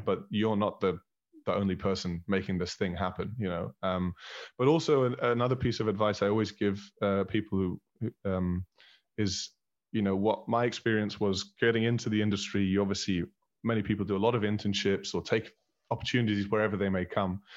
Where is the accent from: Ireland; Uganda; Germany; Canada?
Germany; Berlin; moved away as an adult; also born or lived in Scotland / Manchester; I was born in Berlin. I was raised in Berlin.